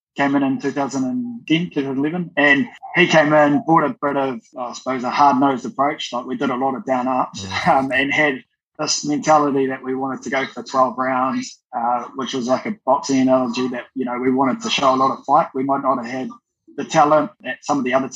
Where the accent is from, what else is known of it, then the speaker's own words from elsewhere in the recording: Dunedin, Otago, New Zealand; I was like a lot of kids growing up in Dunedin